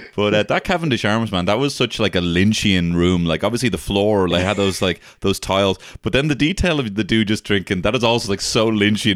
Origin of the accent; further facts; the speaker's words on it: Ireland; we're both Irish comedians